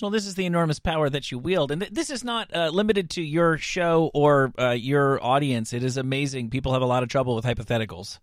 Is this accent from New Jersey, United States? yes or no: yes; New Jersey, United States; I grew up in New Jersey as well